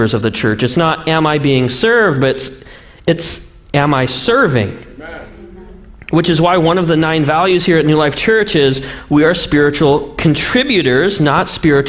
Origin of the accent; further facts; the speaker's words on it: Montana, United States; I'm from Montana.